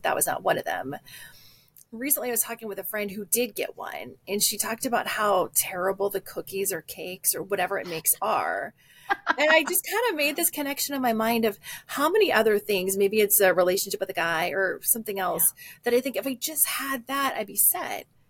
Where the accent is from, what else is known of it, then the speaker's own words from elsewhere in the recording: Midwest, United States; also born or lived in Texas; now in Minnesota, United States; I'm from the Midwest